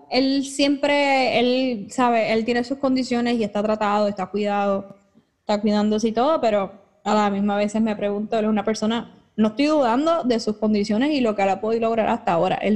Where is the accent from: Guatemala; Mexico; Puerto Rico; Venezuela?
Puerto Rico; Bayamón; y, y vengo de Bayamón